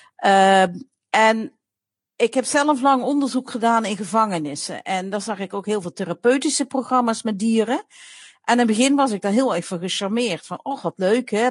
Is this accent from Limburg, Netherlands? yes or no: yes; Limburg, Netherlands; ik kom zelf uit Limburg. Ik ben naast de boerderij van mijn opa opgegroeid.